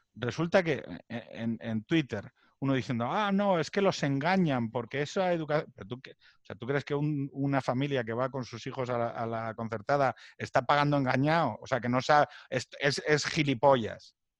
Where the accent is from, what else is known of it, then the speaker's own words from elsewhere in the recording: Asturias, Spain; moved away as an adult; now in Madrid, Spain; viniendo desde Asturias